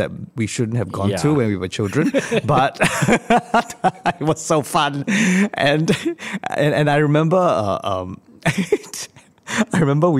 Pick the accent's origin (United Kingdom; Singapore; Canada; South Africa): Singapore; It was a quick flashback look at our lives in Singapore as a Singaporean, a Singaporean in the world in general.